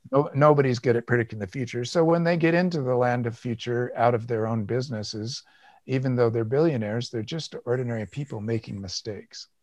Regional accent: United States; I'm white, I'm American, I'm male

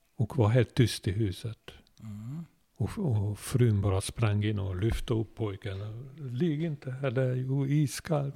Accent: Budapest, Hungary; Swedish is a second language; moved away as an adult; now in Sweden; vi bodde mitt i stan i Budapest

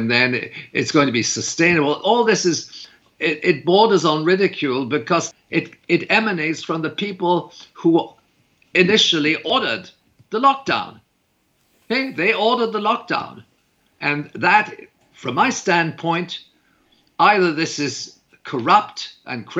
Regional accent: Canada; I'm a Canadian

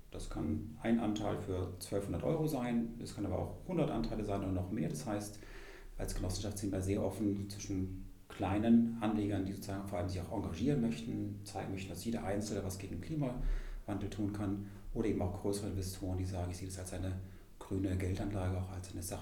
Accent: Freiburg, Baden-Württemberg, Germany; ich komme ja ursprünglich aus, aus Freiburg im Schwarzwald.

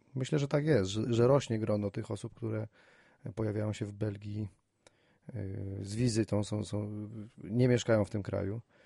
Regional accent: Wrocław, Lower Silesian Voivodeship, Poland; u nas we Wrocławiu

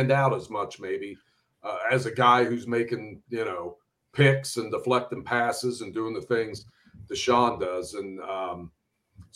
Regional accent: Cincinnati, Ohio, United States; I grew up on the East Side, but I tell people I was so far East, it was like the West Side

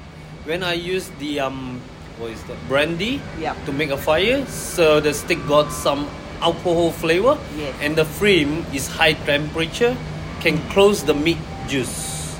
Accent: Malaysia; moved away as an adult; now in Australia; I'm Malaysian.

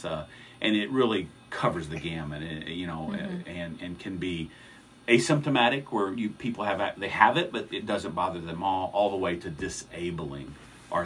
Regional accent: Texas, United States; moved away as an adult; now in Missouri, United States; I am a Texan, born and bred.

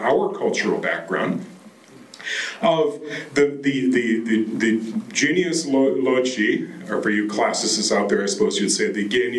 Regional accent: Japan; I grew up in Japan. This is, and I always love to talk about my kokoku, my old country.

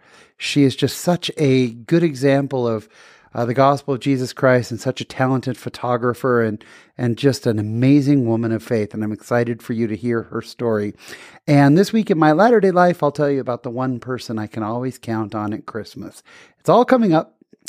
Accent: California, United States; I grew up in Northern California, but I grew up with a lot of Catholic friends.

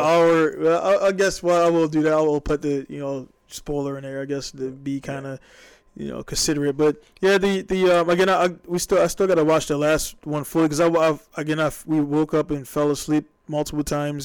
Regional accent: Baltimore, Maryland, United States; I'm from Baltimore.

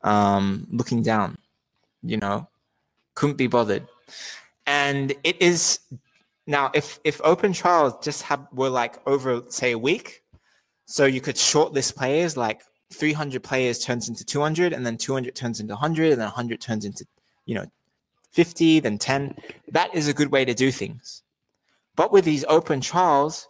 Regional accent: Australia; I'm Australian

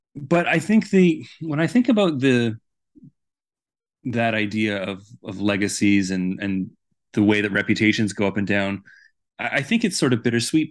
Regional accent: Vancouver, British Columbia, Canada; moved away as an adult; now in Edmonton, Canada; I'm originally from Vancouver, so I didn't grow up here or attend school here, but I've lived here pretty much my entire adult life.

